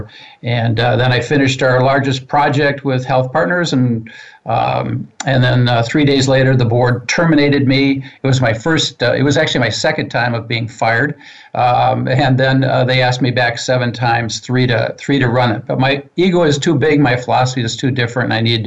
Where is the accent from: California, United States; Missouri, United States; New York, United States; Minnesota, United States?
Minnesota, United States; Minneapolis; I grew up in Minneapolis, and we live here